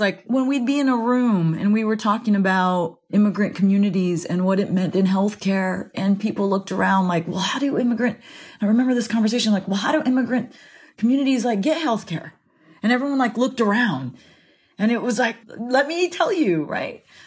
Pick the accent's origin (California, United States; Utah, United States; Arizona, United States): California, United States; Central Valley; moved away as an adult; I grew up